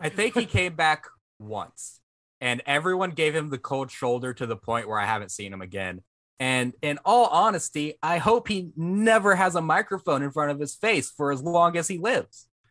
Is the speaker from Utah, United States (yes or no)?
no; Vancleave, Mississippi, United States; I'm from Van Cleef